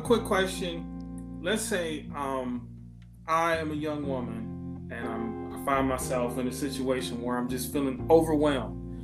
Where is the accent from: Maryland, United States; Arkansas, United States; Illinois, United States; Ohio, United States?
Ohio, United States; I wasn't born in Ohio, but I grew up in Ohio.